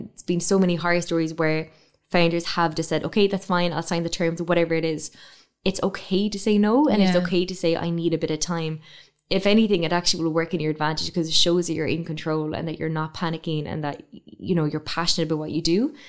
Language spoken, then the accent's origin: English; Ireland; one of the most amazing things about being Irish is that we can talk about anything for so long